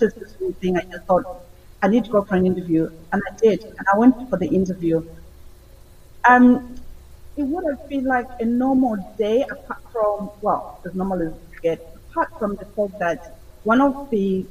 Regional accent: Zimbabwe; moved away as an adult; now in United Kingdom; I was born in Zimbabwe, Southern Africa, in the 70s. And I came to the UK in 2004

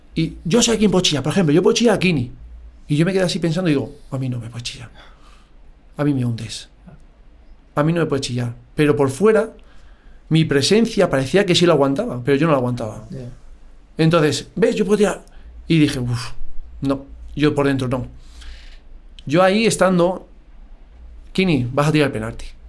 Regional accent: Madrid, Community of Madrid, Spain; Pero necesitaba ya mi Madrid. Necesitaba volver a Madrid.

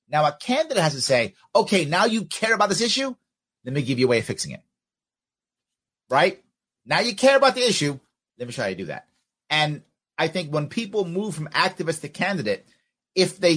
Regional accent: New York City, New York, United States; I grew up outside of Yankee Stadium, like a block away in South Bronx.

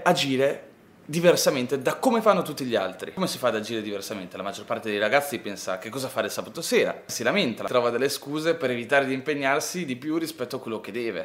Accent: Ferrara, Emilia-Romagna, Italy; io vengo da Ferrara

